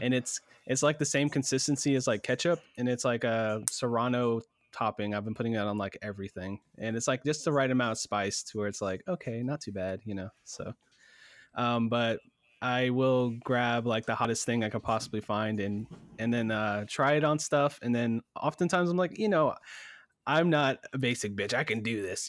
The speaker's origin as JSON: {"language": "English", "country": "United States", "said": "I'm American"}